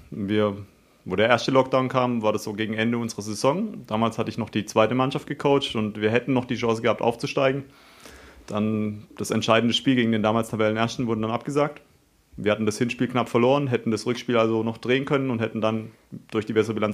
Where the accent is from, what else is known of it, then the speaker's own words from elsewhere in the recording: Haslach, Baden-Württemberg, Germany; wie gesagt, ich komme aus Haslach, fahre nach Offenburg